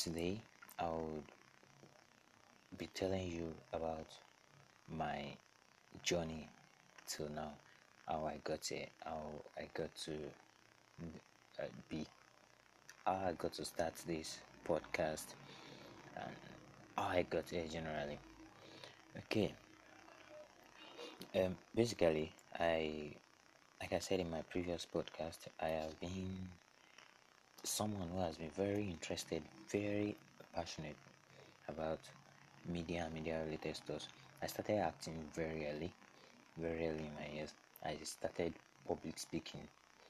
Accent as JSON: {"language": "English", "region": "Ondo", "country": "Nigeria", "said": "I'm a Nigerian. I'm from Ondo State"}